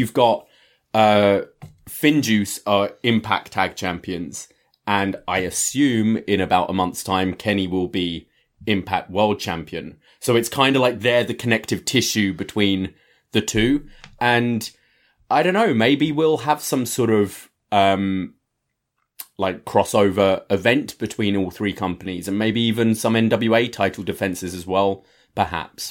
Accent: United Kingdom; I'm British

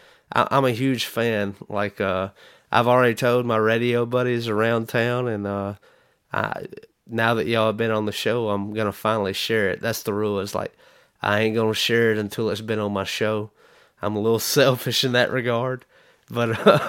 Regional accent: United States; and I'm American

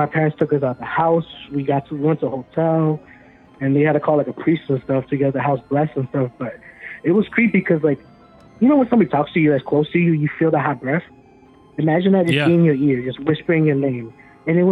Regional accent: Orlando, Florida, United States; I'm from Orlando, Florida

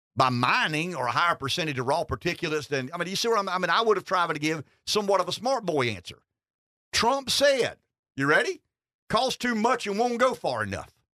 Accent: Pamplico, South Carolina, United States; I'm from Pamplico.

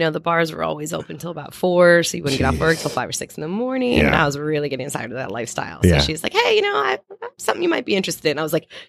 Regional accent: Ohio, United States; now in Key West, United States; So my hometown in Ohio used to be a big still is kind of a sister island to Key West.

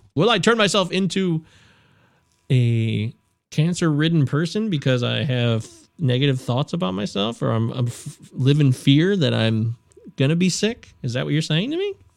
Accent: United States; as an American.

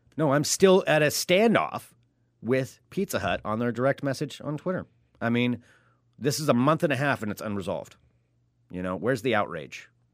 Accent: United States; I'm an American

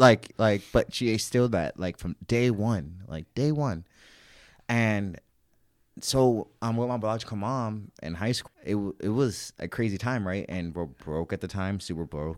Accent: St. Louis, Missouri, United States; I grew up in Saint Louis, Missouri

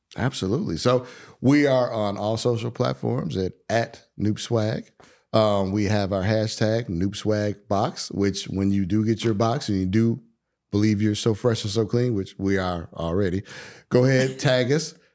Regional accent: Chicago, Illinois, United States; moved away; I'm originally from Chicago

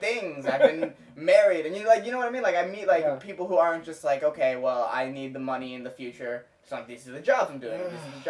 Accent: Cupertino, California, United States; also born or lived in San Diego; because I grew up in Cupertino, which is, like, a heavily Asian immigrant population.

